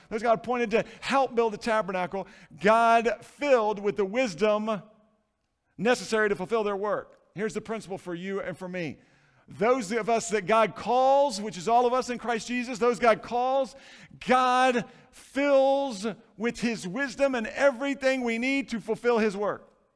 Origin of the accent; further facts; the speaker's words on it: Florida, United States; Growing up in Florida, been on a lot of seashores